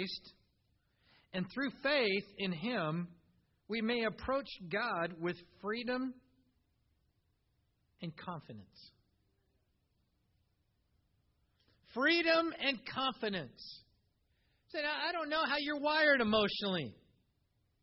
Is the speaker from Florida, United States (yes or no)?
no; Iowa, United States; as a kid growing up in Iowa mowing yards